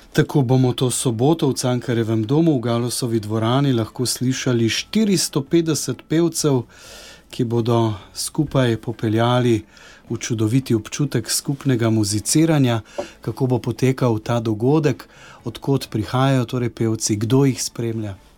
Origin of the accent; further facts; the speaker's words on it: Slovenia; smo Slovenci znani kot pevski narod